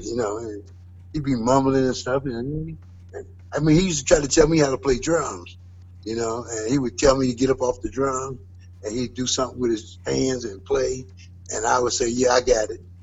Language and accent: English; Cincinnati, Ohio, United States; I was born and raised in Cincinnati.